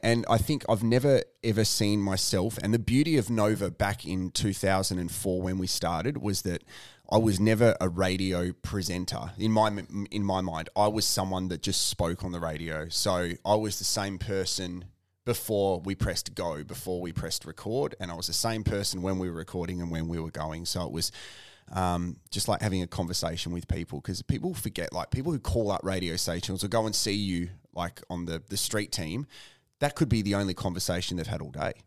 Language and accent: English; Tasmania, Australia; also born or lived in Ballarat, Victoria; now in Adelaide, Australia; I was born in Ballarat, then, um, grew up in Tasmania.